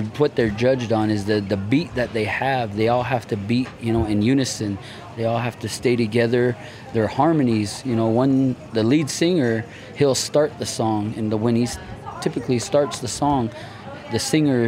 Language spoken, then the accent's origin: English; Farmington, New Mexico, United States; I'm of the Navajo Nation tribe, and I hail from Farmington, New Mexico, the Four Corners area